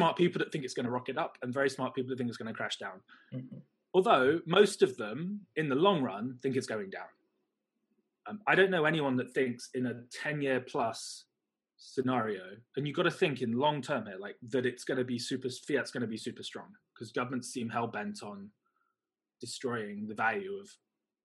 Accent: United Kingdom; also born or lived in China; now in Hong Kong; I'm British, I live in Hong Kong

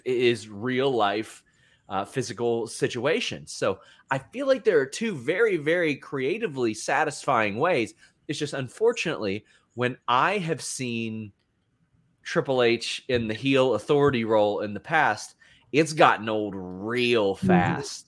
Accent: near Lexington, Kentucky, United States; moved away; you're from Kentucky, probably about Lexington, which I live an hour from there, and now I live here.

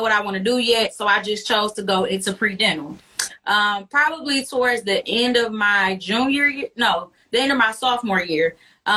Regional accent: Detroit, Michigan, United States; born and raised in Detroit

